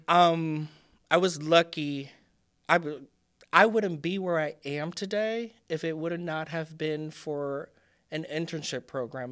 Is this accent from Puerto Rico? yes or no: yes; Puerto Rico; first language Spanish; English is a second language; moved away; I was born and raised in Puerto Rico